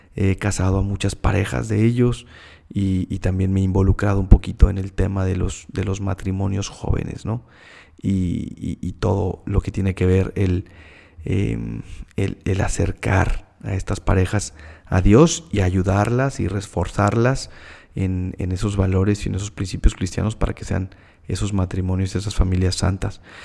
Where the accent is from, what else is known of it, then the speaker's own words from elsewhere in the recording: Mexico City, Mexico; moved away as an adult; also born or lived in Monterrey, Mexico; now in Hermosillo, Mexico; Soy de la Ciudad de México